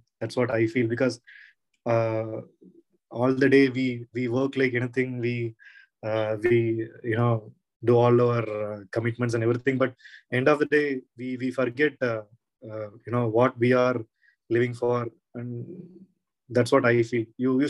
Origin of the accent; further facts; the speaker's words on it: Tamil Nadu, India; English is a second language; now in Karnataka, India; he came from, Karnataka to Tamil Nadu, but I came from Tamil Nadu to Karnataka, which I feel very close